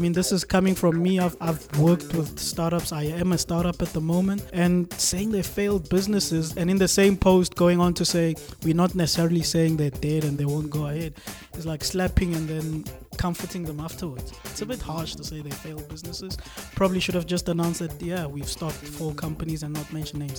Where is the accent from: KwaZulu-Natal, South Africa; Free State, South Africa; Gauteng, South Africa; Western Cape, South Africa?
Free State, South Africa; Bloemfontein; born there; I was born in Bloemfontein. Don't knock my hometown.